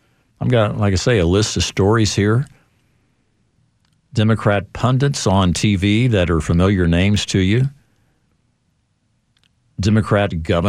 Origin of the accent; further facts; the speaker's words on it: Chicago, Illinois, United States; I come from Chicago. Chicago's been torn apart by this issue.